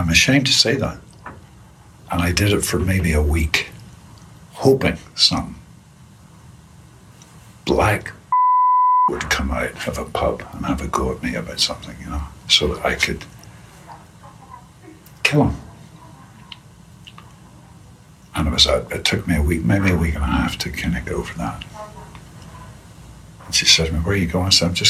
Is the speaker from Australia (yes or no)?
no; Northern Ireland, United Kingdom; And I come from a society, I grew up in Northern Ireland in the Troubles